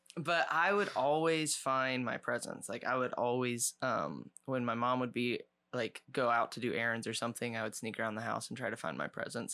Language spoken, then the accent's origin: English; Ohio, United States; moved away; we grew up in Ohio, out in the country